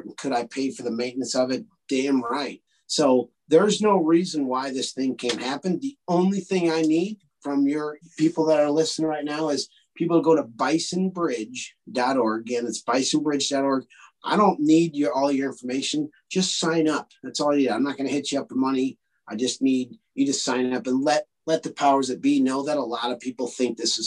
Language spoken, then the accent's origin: English; Illinois, United States; Interstate 80 where it crosses the Mississippi River. It's a very strategic spot. And it's a quarter mile from where I grew up